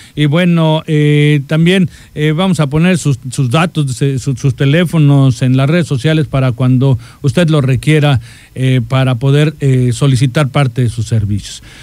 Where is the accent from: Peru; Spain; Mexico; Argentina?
Mexico; nuestro país